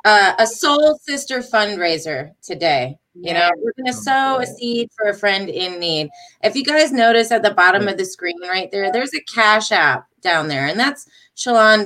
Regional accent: Michigan, United States; I'm from Michigan

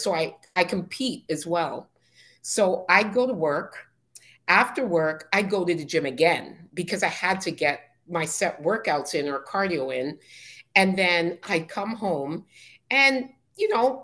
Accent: Canada; accent: Canadian; I'm Canadian

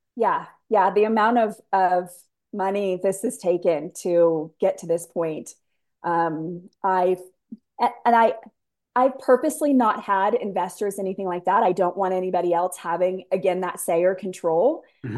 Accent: San Diego, California, United States; moved away as an adult; I was born and raised in San Diego, so 70 and sunny every day, right?

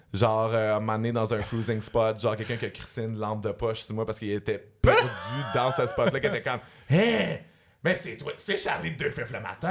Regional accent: Montreal, Quebec, Canada; j'ai grandi dans Villeray avec euh, mes mères lesbiennes

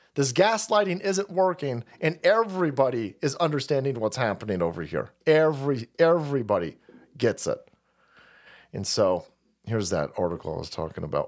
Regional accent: California, United States; As a Californian

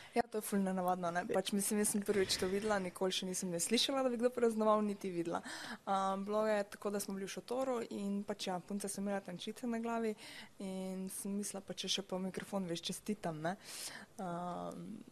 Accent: Styria, Slovenia; prihajam iz Slovenije, da sem Štajerka.

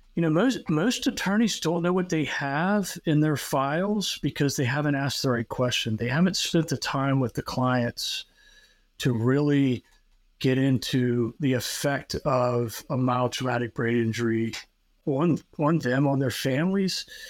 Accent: Newport News, Virginia, United States; I grew up in Newport News, which is a contiguous city to Hampton

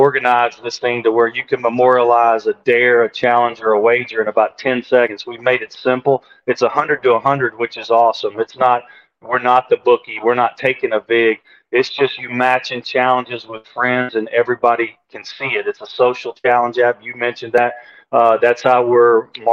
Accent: Shreveport, Louisiana, United States; in my hometown of Shreveport

